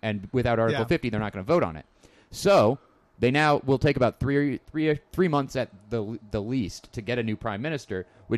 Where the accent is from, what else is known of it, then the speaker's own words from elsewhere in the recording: Ireland; being Irish, but Southern Irish